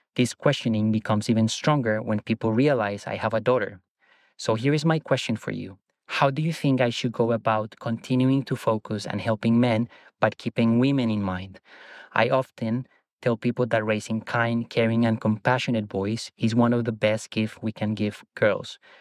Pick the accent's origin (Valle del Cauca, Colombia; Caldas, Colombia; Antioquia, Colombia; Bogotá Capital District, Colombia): Bogotá Capital District, Colombia; Bogotá; moved away as an adult; now in Sydney, Australia; I live in Sydney, Australia, although I am originally from Bogota, Colombia. I moved to Australia eleven years ago